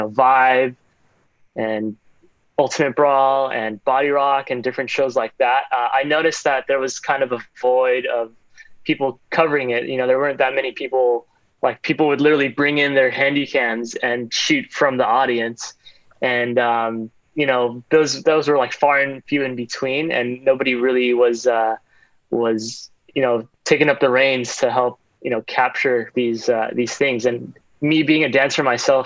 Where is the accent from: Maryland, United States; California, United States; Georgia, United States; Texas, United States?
California, United States; Walnut; also born or lived in Arcadia, California; I actually am born and raised here in SoCal. And I grew up in Walnut and then eventually moved to Arcadia